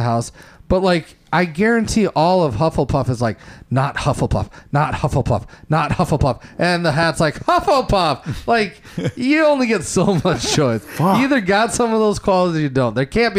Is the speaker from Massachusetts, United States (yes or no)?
no; Iowa, United States; we're from Iowa